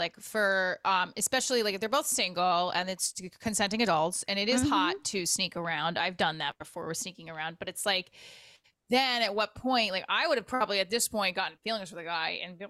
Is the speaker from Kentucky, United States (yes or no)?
no; Clifton, New Jersey, United States; also born or lived in Paterson, New Jersey; now in Nutley, United States; I'm in Nutley, and I grew up in Clifton, Patterson.